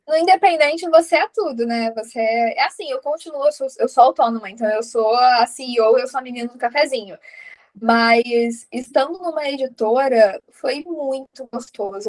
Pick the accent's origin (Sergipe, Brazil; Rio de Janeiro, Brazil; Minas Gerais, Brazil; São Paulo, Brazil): Sergipe, Brazil; eu sou de Sergipe